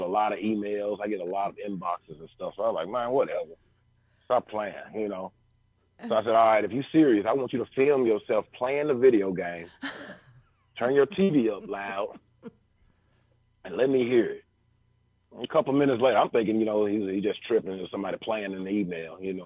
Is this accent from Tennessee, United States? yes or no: yes; Memphis, Tennessee, United States; also born or lived in Frayser, Memphis / Raleigh, Memphis; I come from Raleigh, man. You know, so I grew up, you know, in North Memphis.